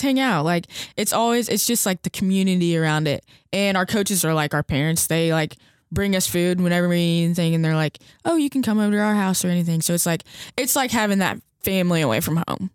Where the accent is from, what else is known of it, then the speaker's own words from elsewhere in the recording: Hendersonville, Tennessee, United States; I'm from Hendersonville, Tennessee, which is like 20 minutes from Nashville.